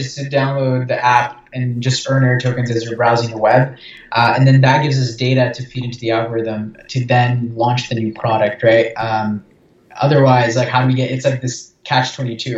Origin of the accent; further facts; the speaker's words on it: Brazil; I'm from Brazil